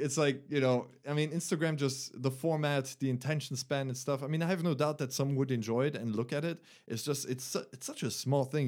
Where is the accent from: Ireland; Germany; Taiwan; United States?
Germany; English is a second language; moved away; from Germany. Uh, I was born there, but my mom is uh, French. So I went to a French school there. Uh, I grew up bilingual